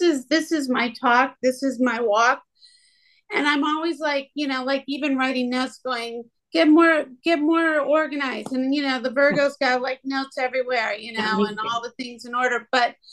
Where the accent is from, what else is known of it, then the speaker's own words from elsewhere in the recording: Midwest, United States; growing up in the Midwest